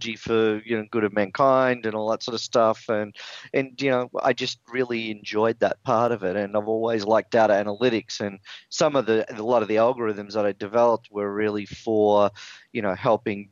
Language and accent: English; Melbourne, Victoria, Australia; moved away as an adult; also born or lived in San Francisco, United States; now in California, United States; I'm actually a native Australian. So I was born in Melbourne, Australia.